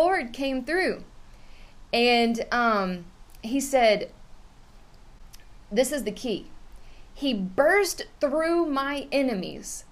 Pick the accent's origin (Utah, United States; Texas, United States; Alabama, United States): Texas, United States; Houston; I'm from the Houston region, I live in the outskirts of the Houston area